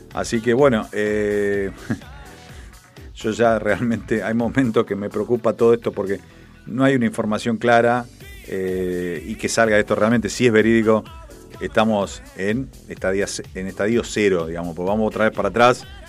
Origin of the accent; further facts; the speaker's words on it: Argentina; Uno como argentino